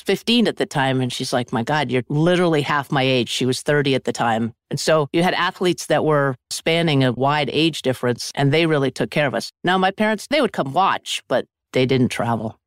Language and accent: English; Sugarbush, Vermont, United States; I grew up in a small ski area called Sugar Bush, Vermont